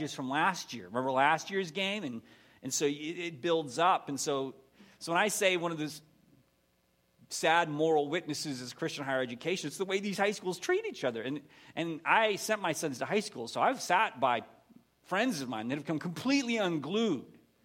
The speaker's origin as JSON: {"language": "English", "town": "Erie", "region": "Pennsylvania", "country": "United States", "tie": "born or raised there", "moved": "as an adult", "lives_now": "Texas, United States", "said": "I grew up in Pennsylvania"}